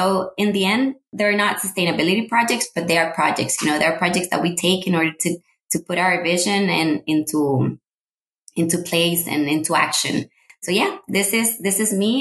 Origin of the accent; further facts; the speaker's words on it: Cartago, Costa Rica; English is a second language; moved away as an adult; now in San Jose, Costa Rica; I'm Costa Rican, born and raised in Costa Rica. I was born in Cartago